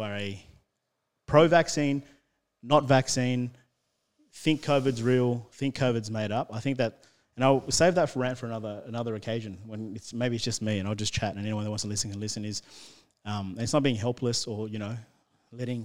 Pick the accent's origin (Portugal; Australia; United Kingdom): Australia; Sydney, New South Wales; I'm from Western Sydney